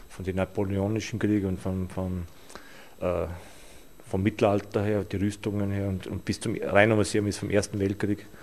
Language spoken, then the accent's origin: German; Trentino-Alto Adige, Italy; ah, Südtirol